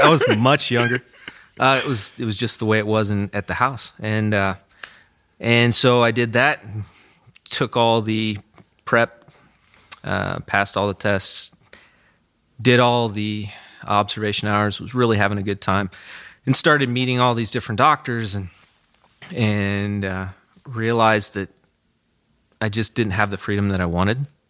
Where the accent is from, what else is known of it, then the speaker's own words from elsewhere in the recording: Goodland, Kansas, United States; I grew up on a farm south of, uh, Goodland.